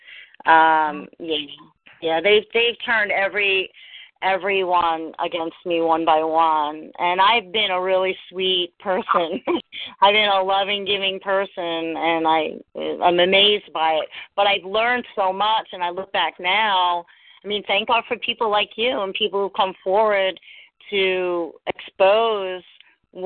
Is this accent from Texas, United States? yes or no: no; New York, United States; moved away as an adult; also born or lived in Central Florida; now in Florida, United States; I grew up in New York.